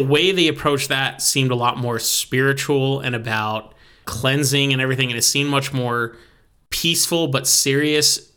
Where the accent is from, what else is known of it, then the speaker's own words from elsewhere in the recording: United States; as an American